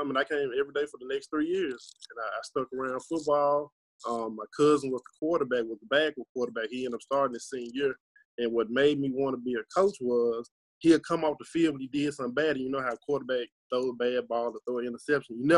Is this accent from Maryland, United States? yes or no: no; Tunica, Mississippi, United States; I'm from Tunica, Mississippi. My journey, well, I'm only 23